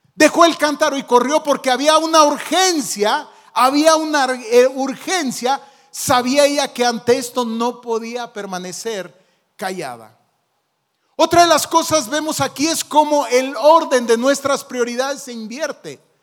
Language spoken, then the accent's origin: Spanish; Zacapu, Michoacán, Mexico; born or raised there